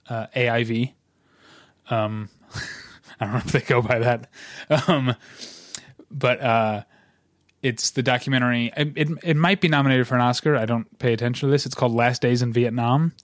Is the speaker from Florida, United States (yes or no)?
no; St. Louis, Missouri, United States; now in Southern California, United States; my hometown of Saint Louis